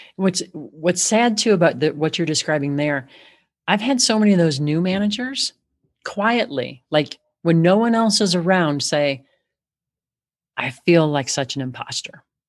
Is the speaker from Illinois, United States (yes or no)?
yes; Chicago, Illinois, United States; And I'm from Chicago